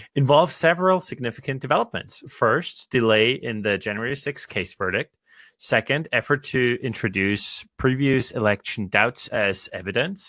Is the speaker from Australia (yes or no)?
yes; Australia; for me as an Australian